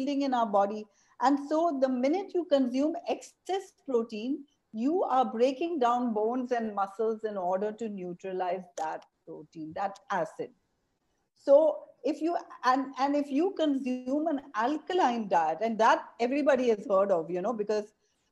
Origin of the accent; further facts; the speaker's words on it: Mumbai, Maharashtra, India; moved away as an adult; now in Auroville, India; I was a child growing up in Bombay